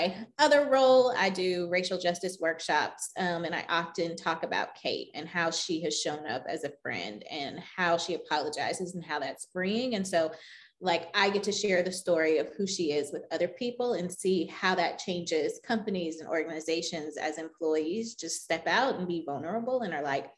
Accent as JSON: {"language": "English", "region": "the South", "country": "United States", "tie": "born or raised there", "said": "I grew up in the South"}